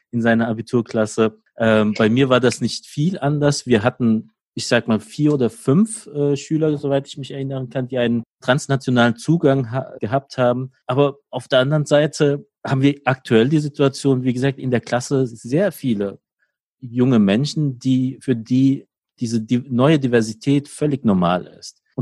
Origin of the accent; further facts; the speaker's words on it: Ludwigshafen, Rhineland-Palatinate, Germany; Ich komme äh, aus Ludwigshafen, der schönsten Stadt Deutschlands